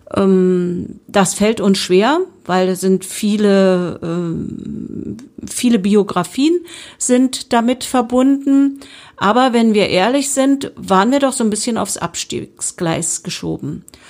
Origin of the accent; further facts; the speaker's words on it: Spremberg, Brandenburg, Germany; Und ich bin ja gebürtige Sprembergerin und liebe meine Stadt